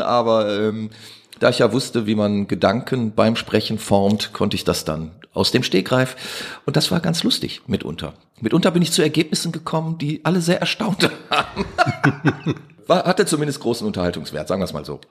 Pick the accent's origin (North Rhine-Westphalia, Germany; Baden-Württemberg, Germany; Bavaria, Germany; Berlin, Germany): North Rhine-Westphalia, Germany; Duisburg; ich bin in Duisburg-Meiderich groß geworden